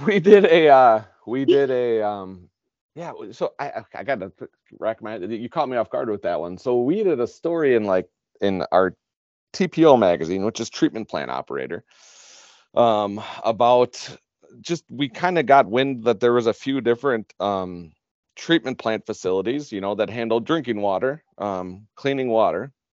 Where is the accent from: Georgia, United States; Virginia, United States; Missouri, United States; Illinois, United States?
Illinois, United States; Chicago; now in Wisconsin, United States; I grew up in Chicago